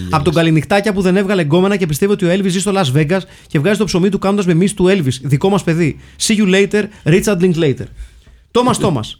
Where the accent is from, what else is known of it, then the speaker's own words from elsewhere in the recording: Livadeia, Central Greece, Greece; να τιμήσω και την πόλη μου τη Λιβαδιά.